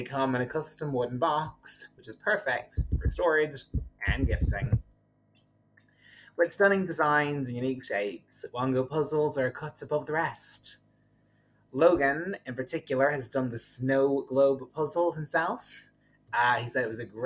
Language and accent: English; Ardee, County Louth, Ireland; I am from a small town called RD in County Louth, which is the smallest county in the Republic of Ireland